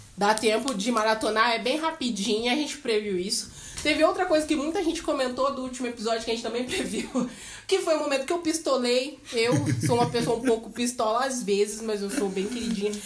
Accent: Cascavel, Paraná, Brazil; eu sou de Cascavel

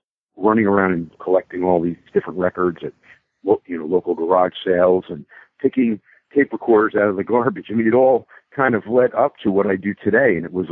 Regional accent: Bloomfield, New Jersey, United States; I was born in Northwest New Jersey in a small suburb called Bloomfield

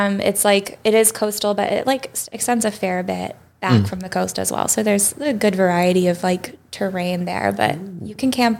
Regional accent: Connecticut, United States; Because I'm from Connecticut and also I'm just a gigantic nerd.

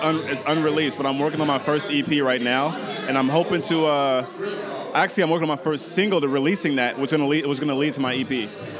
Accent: East Palo Alto, California, United States; originally I'm from the Bay Area, you feel me? My hood is East Palo Alto. Yeah, so it's about 30 minutes from San Francisco in the Bay Area.

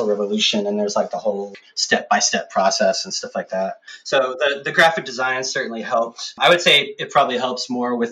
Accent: Austin, Texas, United States; also born or lived in San Marcos; I'm from Austin originally

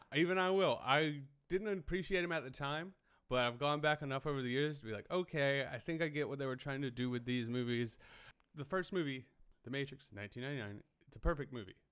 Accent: Hartsville, South Carolina, United States; moved away; I grew up in Hartsville, South Carolina, but I just went back for the holidays

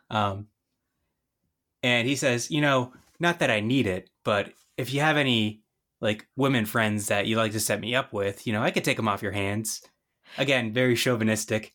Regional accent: Northeast, United States; I'm from the Northeast

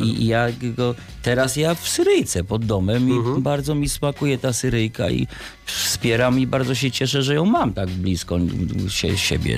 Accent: Warsaw, Masovian Voivodeship, Poland; Ja jestem chłopak z Warszawy

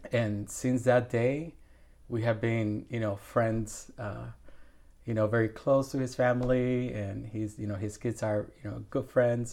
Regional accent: Puerto Rico; also born or lived in Milwaukee, Wisconsin / Madison, Wisconsin; now in Evansville, United States; I'm originally from Puerto Rico

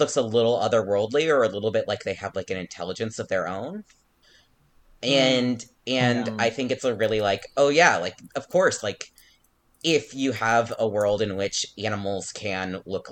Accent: Albuquerque, New Mexico, United States; moved away; I'm from Albuquerque, New Mexico, and we have like the huge balloon fest every year

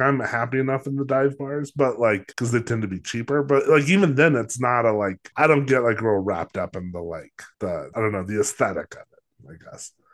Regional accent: Los Alamos, New Mexico, United States; I'm from Los Alamos

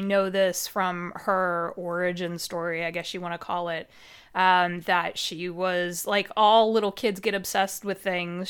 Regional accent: Midwest, United States; accent: Midwestern; I grew up in the middle of nowhere. You could probably tell from my accent. I'm American. I'm very Midwestern

